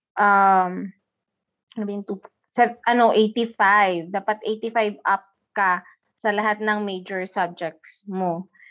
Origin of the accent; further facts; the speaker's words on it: Santo Niño, Soccsksargen, Philippines; accent: Ilonggo; moved away as an adult; now in Mandaluyong, Philippines; lumaki ako sa Santo Niño, South Cotabato. But now, I'm living here in Manila, specifically in Mandaluyong.